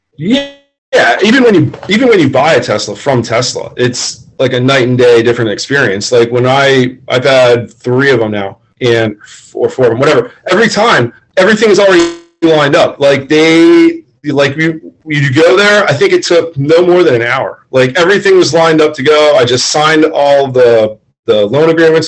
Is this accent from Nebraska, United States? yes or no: no; Florida, United States; I'm from Florida, born and raised